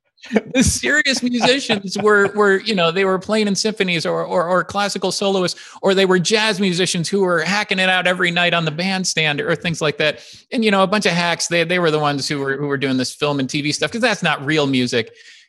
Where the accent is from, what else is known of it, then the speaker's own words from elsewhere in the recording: Illinois, United States; I grew up outside of Chicago. So I went back to Chicago